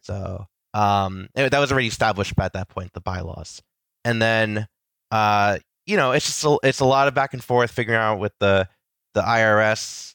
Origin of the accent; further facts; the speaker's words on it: New Jersey, United States; I've grown up in Jersey, just close enough to the city